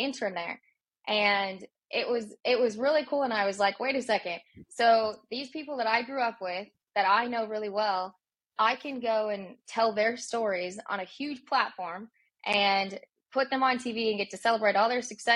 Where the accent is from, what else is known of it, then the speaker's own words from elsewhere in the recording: South Dakota, United States; I grew up in South Dakota